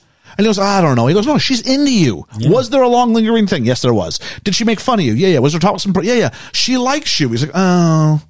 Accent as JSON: {"language": "English", "country": "Canada", "moved": "yes", "said": "I'm from Canada"}